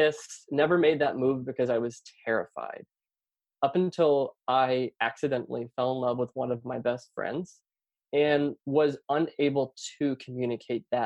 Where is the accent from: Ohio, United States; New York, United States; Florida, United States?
Florida, United States; Lake Wales; I grew up in small town Florida, Lake Wales, Polk County